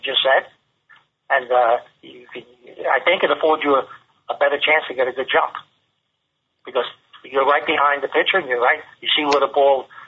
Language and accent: English; New York City, New York, United States; we're both from New York City, and I'm from the Bronx